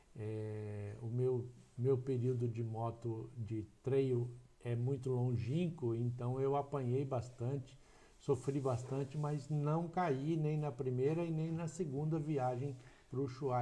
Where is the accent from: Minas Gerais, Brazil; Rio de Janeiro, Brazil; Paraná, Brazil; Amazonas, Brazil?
Paraná, Brazil; Ivatuba; also born or lived in Maringá; now in Umuarama, Brazil; Eu sou natural de Ivatuba, uma pequena cidade aqui próxima a Maringá. Sim. Tá? Fiquei em Ivatuba até os 18 anos de idade